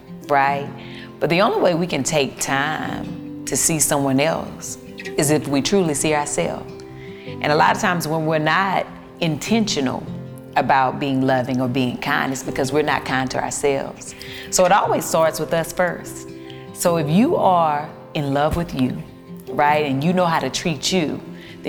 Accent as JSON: {"language": "English", "region": "the South", "country": "United States", "tie": "born or raised there", "said": "I'm from the South"}